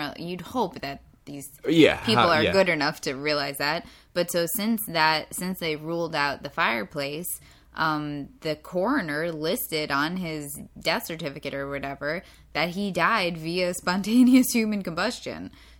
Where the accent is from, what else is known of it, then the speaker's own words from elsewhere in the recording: Ireland; I'm Irish, so we can be racist against Irish people.